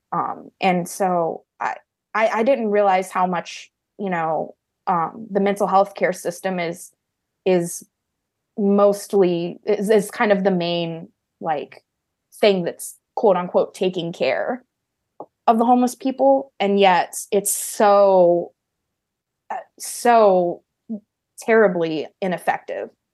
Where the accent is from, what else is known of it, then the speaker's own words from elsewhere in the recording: Oklahoma, United States; moved away as an adult; now in California, United States; it was in my hometown in Oklahoma that I stayed, and I've pretty much decided never to go back to Oklahoma